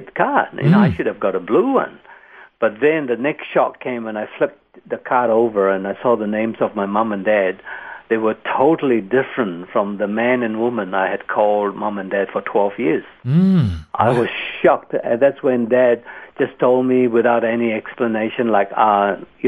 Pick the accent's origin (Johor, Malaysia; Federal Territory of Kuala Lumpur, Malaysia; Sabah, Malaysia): Federal Territory of Kuala Lumpur, Malaysia; Kuala Lumpur; now in Sunshine Coast, Australia; I was born in Kuala Lumpur, Malaysia, and I was sold as a baby